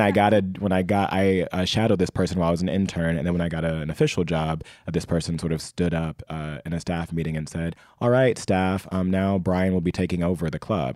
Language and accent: English; Indianapolis, Indiana, United States; I grew up in Indianapolis, Indiana